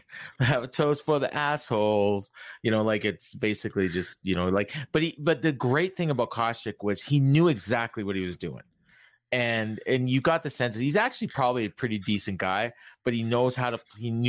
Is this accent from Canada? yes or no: yes; Canada; But I'm Canadian, yeah.